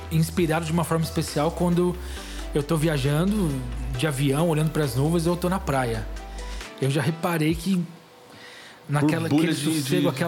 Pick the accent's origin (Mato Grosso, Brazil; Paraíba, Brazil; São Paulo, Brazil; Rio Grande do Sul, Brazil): São Paulo, Brazil; São Caetano do Sul; moved away; also born or lived in Belo Horizonte; Não, Não. eu sou de São Caetano.